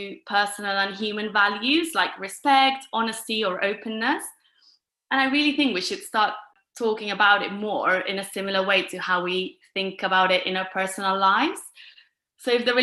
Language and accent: English; Girona, Catalonia, Spain; moved away as an adult; now in London, United Kingdom; I'm originally from Girona, which is a city about an hour north from Barcelona